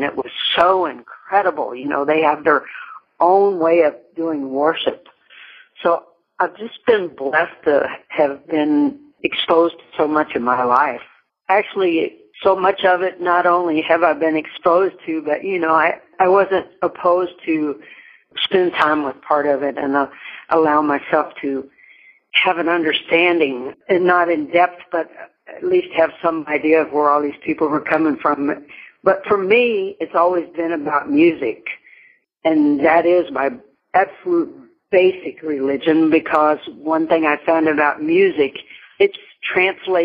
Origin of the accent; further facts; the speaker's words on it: Meade County, Kentucky, United States; also born or lived in Williamsburg, Kentucky / Louisville, Kentucky; now in Oklahoma, United States; I grew up on a farm in Meade County, Kentucky, which is about 35 miles southwest of Louisville